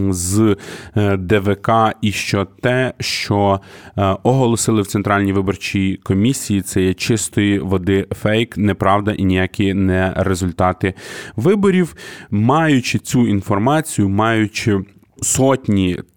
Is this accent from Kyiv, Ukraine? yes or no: yes; Kyiv, Ukraine; Дорогі друзі, я із Києва.